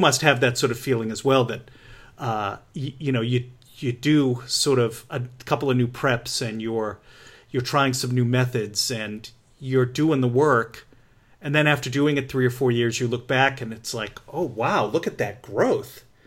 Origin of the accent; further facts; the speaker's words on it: New England, United States; I grew up in New England.